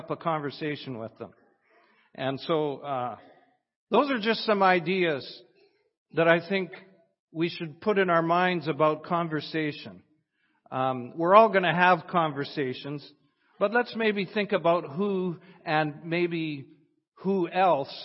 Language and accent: English; Weyburn, Saskatchewan, Canada; I'm from Weyburn, Saskatchewan.